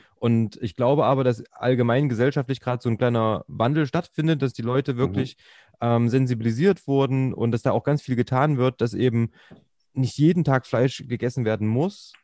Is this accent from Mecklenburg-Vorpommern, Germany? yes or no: no; Thuringia, Germany; ich bin halt Thüringer